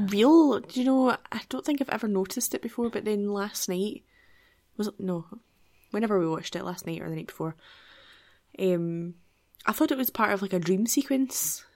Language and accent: English; Scotland, United Kingdom; as a Scottish person